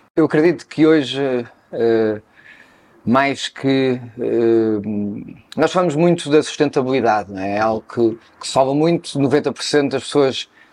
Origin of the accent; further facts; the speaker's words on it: Cascais, Lisbon, Portugal; Eu nasci em Cascais, mais propriamente na areia, ali perto do Guincho, uhum. uh, sendo que a família da parte do meu pai era ali da Quinta da Bicuda, uh, e nasci ali numa pequena casa eh, na areia e fiquei até aos 5 anos, depois mudei-me para a Quinta uhum. da Bicuda, cresci